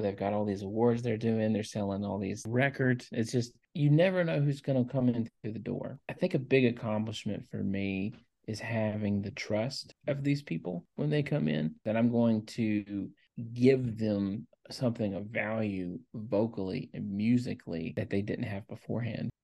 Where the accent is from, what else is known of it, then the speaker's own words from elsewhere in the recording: Louisiana, United States; now in Tennessee, United States; Even though I live in Tennessee, I grew up in Louisiana, and that's my home state